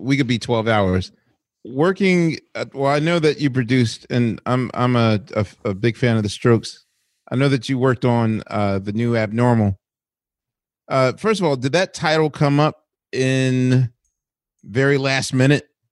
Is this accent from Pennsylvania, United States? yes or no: yes; Philadelphia, Pennsylvania, United States; as a Philadelphian